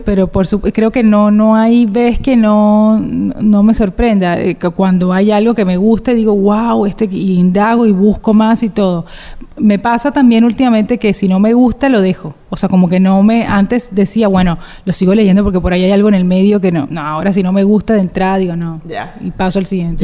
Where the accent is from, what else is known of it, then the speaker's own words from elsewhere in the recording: Cartagena, Bolívar, Colombia; como buena cartagenera